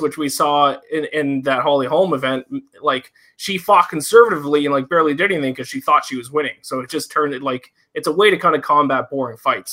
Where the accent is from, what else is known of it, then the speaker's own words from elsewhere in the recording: Nova Scotia, Canada; Nova Scotia. I'm over on the East Coast